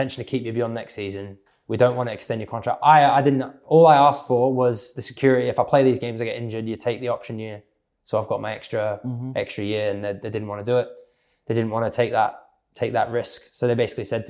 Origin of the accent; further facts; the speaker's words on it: Australia; I'm Australian